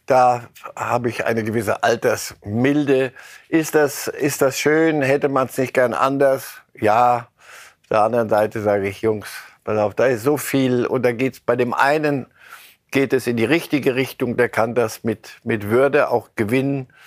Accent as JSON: {"language": "German", "country": "Argentina", "said": "wir sind Argentinier."}